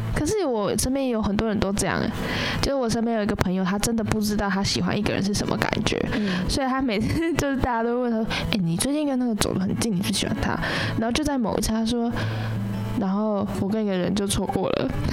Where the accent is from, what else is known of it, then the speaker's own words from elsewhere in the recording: Taichung, Taiwan; 我们台中人